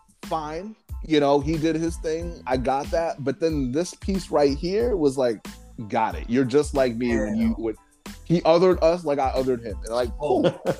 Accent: Boston, Massachusetts, United States; I think this is the Bostonian.

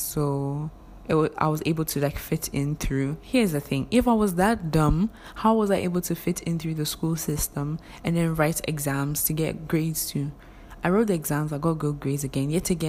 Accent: Ghana; English is a second language; So I pushed, I came to Ghana. Before you enter the university, I'm a Ghanaian, though I have a foreign background.

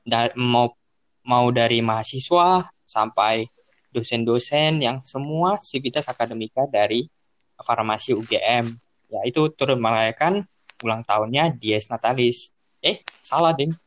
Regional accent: Medan, North Sumatra, Indonesia; Saya berasal dari Medan.

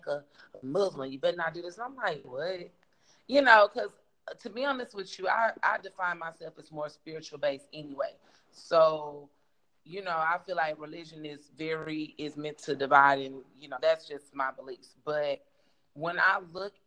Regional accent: the South, United States; moved away as an adult; growing up in the South, in America

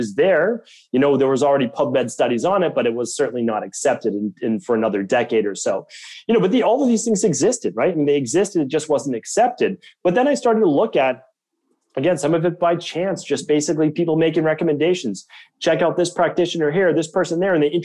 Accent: Medford, Massachusetts, United States; I grew up in Medford, Massachusetts

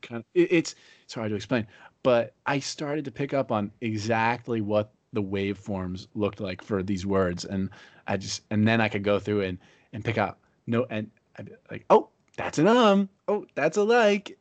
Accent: Pennsylvania, United States; now in Fort Myers, United States; I live in Fort Myers, Florida now. I'm from Pennsylvania.

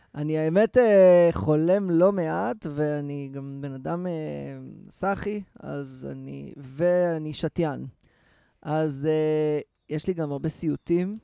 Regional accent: Rehovot, Central District, Israel; אני נכנס לרכב ברחובות, שזה המקום שבו גדלתי

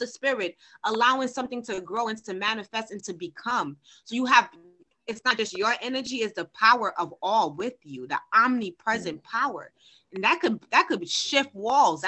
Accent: Haiti; I'm from Haiti

